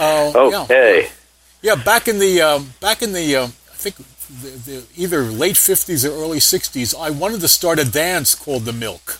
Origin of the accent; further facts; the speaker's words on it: New York, United States; We're all from the Yorkville section of Manhattan